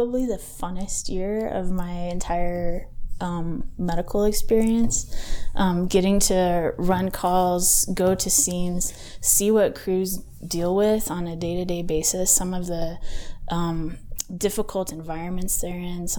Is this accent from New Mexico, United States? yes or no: yes; Albuquerque, New Mexico, United States; I grew up in Albuquerque. I actually graduated from El Dorado High School